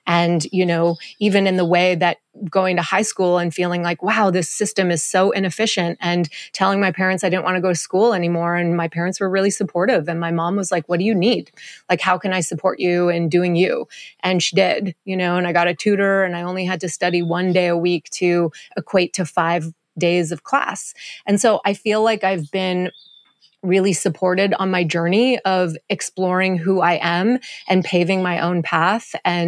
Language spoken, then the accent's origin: English; Montreal, Quebec, Canada; also born or lived in Hawaii; now in Costa Rica; I was born and raised in Montreal